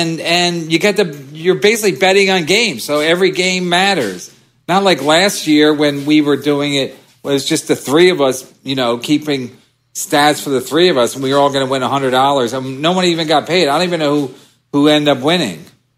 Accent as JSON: {"language": "English", "town": "Long Island", "region": "New York", "country": "United States", "said": "Born and raised in the New York City area. Arrogant, like that, the prototypical, like, I don't take no shit. Nobody bosses me around. I park where I want. I'm from Long Island."}